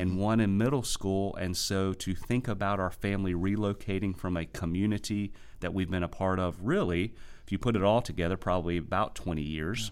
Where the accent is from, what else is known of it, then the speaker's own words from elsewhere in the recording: United States; also born or lived in South Carolina / Virginia; we hail from South Carolina and Virginia, which is a far cry from the Gulf Coast